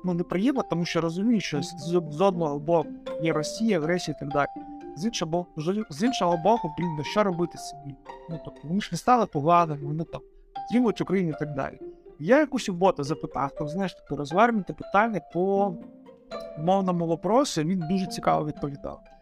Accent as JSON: {"language": "Ukrainian", "region": "Donetsk Oblast", "country": "Ukraine", "said": "сам я з Донецької області, у мене там дуже багато родичів у Донецькій області"}